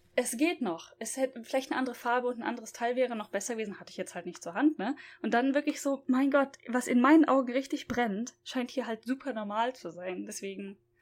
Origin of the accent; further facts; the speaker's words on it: Germany; now in Japan; bei uns in Deutschland